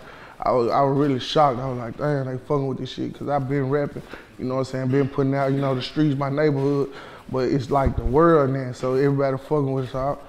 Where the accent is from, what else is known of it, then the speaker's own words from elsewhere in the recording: Memphis, Tennessee, United States; I'm from Memphis